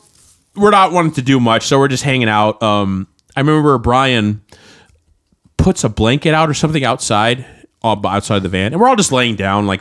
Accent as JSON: {"language": "English", "town": "Anchorage", "region": "Alaska", "country": "United States", "moved": "yes", "lives_now": "Portland, United States", "said": "Because that's where we're from."}